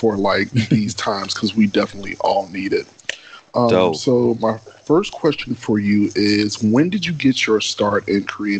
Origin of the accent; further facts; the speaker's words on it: Chicago, Illinois, United States; growing up in Chicago, I was in ballroom for like 13 years.